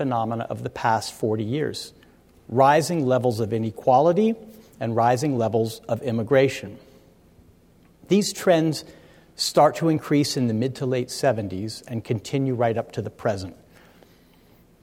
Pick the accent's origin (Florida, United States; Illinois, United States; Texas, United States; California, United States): California, United States; Stanford; I grew up at Stanford